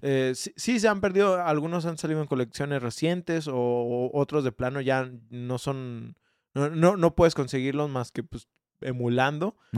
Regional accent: Mexico; also born or lived in Guadalajara; como mexicano

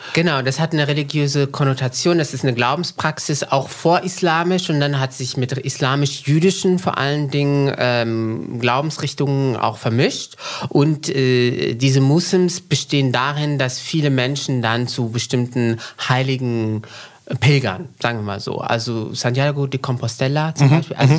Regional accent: central Morocco, Morocco; moved away; also born or lived in Frankfurt am Main, Germany; ich bin aufgewachsen in Zentralmarokko in den 90er Jahren in einer sehr konservativen Stadt

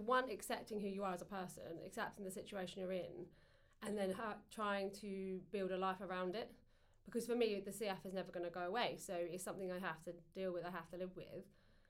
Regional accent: England, United Kingdom; So obviously we fed them because we're English, you know, that's what you

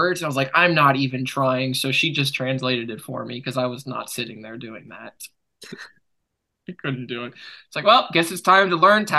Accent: United States; I'm from America

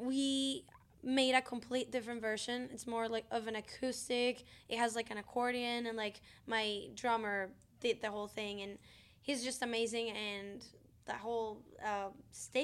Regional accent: Monterrey, Nuevo León, Mexico; I grew up in Mexico

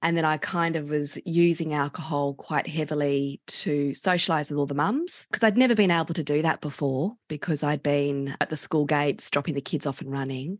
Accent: Canberra, Australian Capital Territory, Australia; I grew up in Canberra and we all started drinking our group at the age of 14

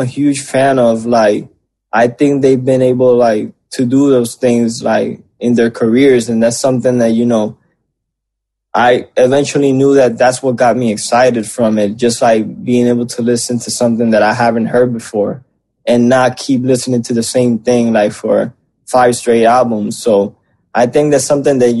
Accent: Puerto Rico; growing up in Puerto Rico

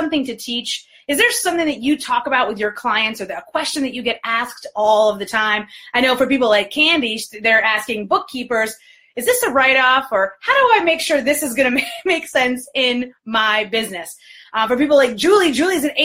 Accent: New York, United States; now in Detroit, United States; I was born and raised in New York. I'm based in Detroit

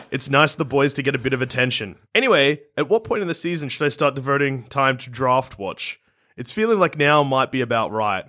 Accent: Melbourne, Victoria, Australia; I grew up in South Melbourne

